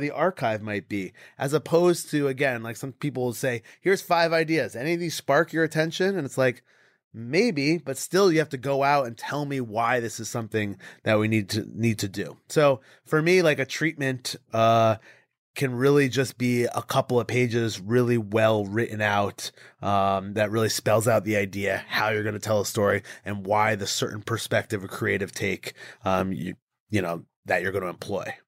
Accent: Connecticut, United States; I grew up in Connecticut, so we didn't have a professional team

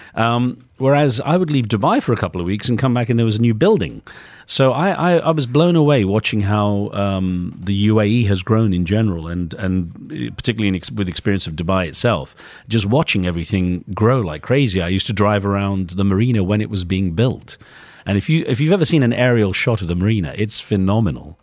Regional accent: United Kingdom; moved away as an adult; also born or lived in United States; growing up in Britain, for me, Asian was someone like me, South Asian

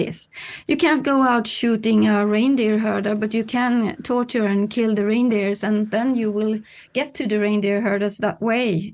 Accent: Kiruna, Norrbotten County, Sweden; now in Stockholm, Sweden; living in Stockholm now, but I come from Kiruna, high up in the north

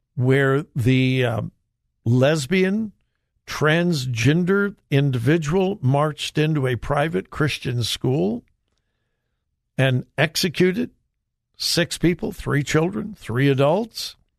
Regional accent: Los Angeles, California, United States; Los Angeles, my hometown

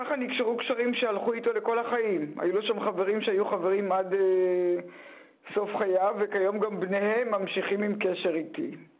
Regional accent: Ein HaHoresh, Central District, Israel; now in Tel Aviv, Israel; אני נולדתי בקיבוץ עין החורש

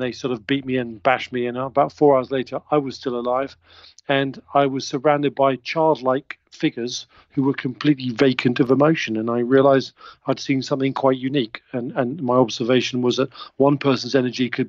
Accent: England, United Kingdom; I'm English. I was brought up in England

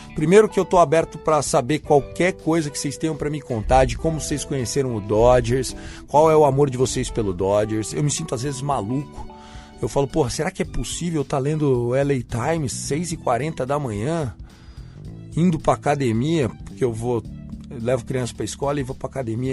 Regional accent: interior of São Paulo, Brazil; sou do interior de São Paulo

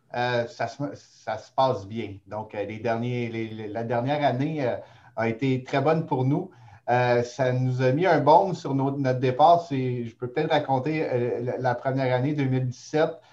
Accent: Montreal, Quebec, Canada; now in Gatineau, Canada; Je suis montréalais

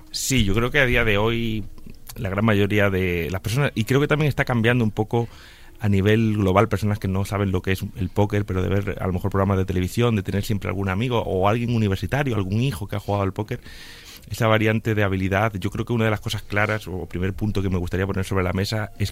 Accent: A Coruña, Galicia, Spain; also born or lived in Canary Islands; now in Madrid, Spain; que realmente vivo en Madrid hace muchos años, pero soy coruñés y medio canario también

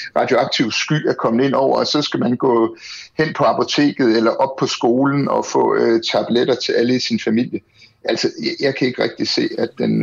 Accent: Denmark

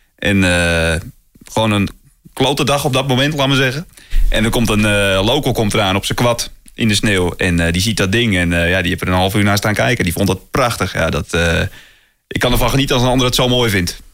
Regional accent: North Holland, Netherlands; bij ons in Noord-Holland

